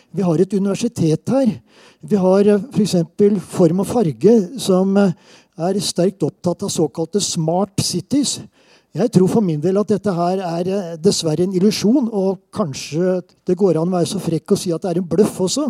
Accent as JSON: {"language": "Norwegian", "region": "Southern Norway", "country": "Norway", "accent": "southern Norwegian (søring)", "moved": "yes", "lives_now": "Trondheim, Norway", "said": "jeg er søring"}